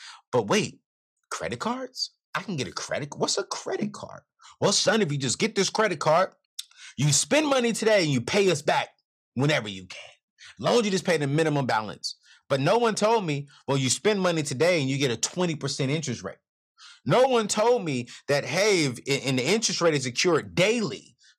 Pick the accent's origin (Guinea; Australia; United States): United States; California; also born or lived in North Carolina; And so growing up in California with my mom, other dad, and siblings, and then I spent half of my life on in North Carolina with my dad and other mom. And so I'm literally West Coast, East Coast kind of guy